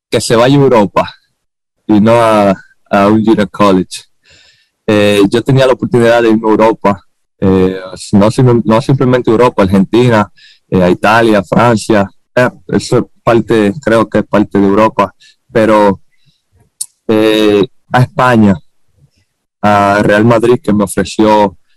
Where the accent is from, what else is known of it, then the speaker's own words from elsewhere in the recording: Dominican Republic; Todo sale de mí porque yo me crié y nací en Dominicana, ¿me entiendes? Y me siento muy orgulloso de, venir